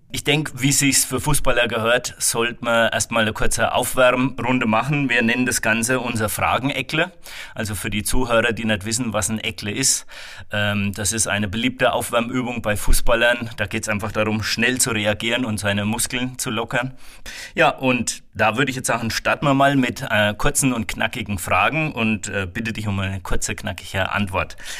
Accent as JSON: {"language": "German", "town": "Waldfenster", "region": "Bavaria", "country": "Germany", "said": "Ich komme aus Waldfenster"}